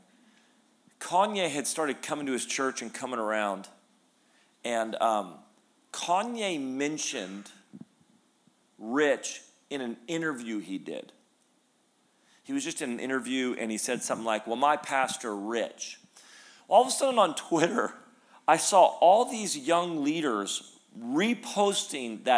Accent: Redding, California, United States; also born or lived in Sacramento, United States; I grew up in Redding

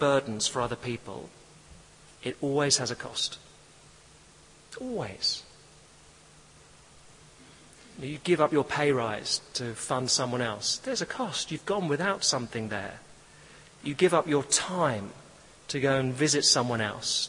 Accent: England, United Kingdom; I'm English

